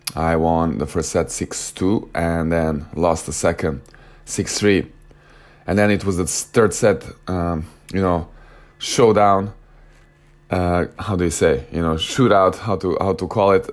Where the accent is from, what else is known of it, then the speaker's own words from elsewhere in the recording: Novi Sad, Vojvodina, Serbia; moved away as an adult; my hometown, in my home club, Novi Sad